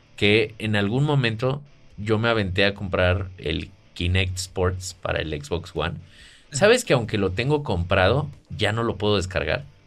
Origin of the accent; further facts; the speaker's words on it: Mexico; yo soy mexicano